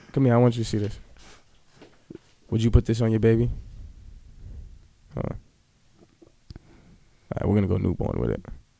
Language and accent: English; Boston, Massachusetts, United States; also born or lived in Wareham, Massachusetts; Yeah, I'm from Dorchester. Where? Like, where? I'm off Bowdoin Street. I grew up on Bellevue.